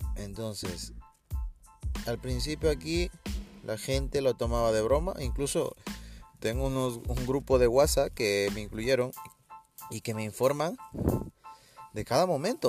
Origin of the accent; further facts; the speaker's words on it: Ecuador; yo soy de Ecuador